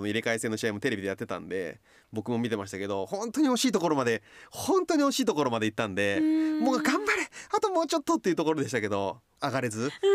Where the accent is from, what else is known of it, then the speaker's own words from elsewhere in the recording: Kochi, Japan; moved away; 生まれ育った高知県にはプロスポーツが僕の時はなかった